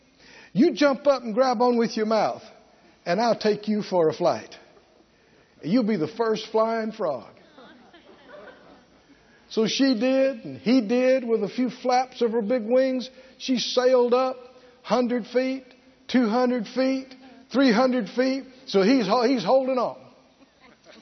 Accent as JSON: {"language": "English", "region": "the South", "country": "United States", "tie": "born or raised there", "said": "growing up in the South."}